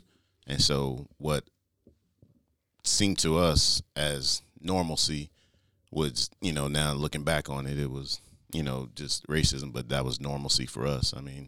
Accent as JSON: {"language": "English", "town": "Stone Mountain", "region": "Georgia", "country": "United States", "tie": "born or raised there", "said": "I guess I'll start with where I grew up in Stone Mountain, Georgia. It's what we call the east side of Atlanta. So it's like 20 minutes outside of Atlanta. But I grew up there."}